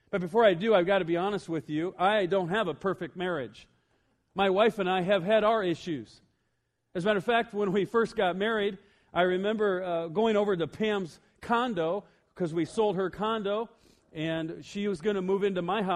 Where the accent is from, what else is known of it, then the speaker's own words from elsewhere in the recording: Iowa, United States; I'm all the way from Iowa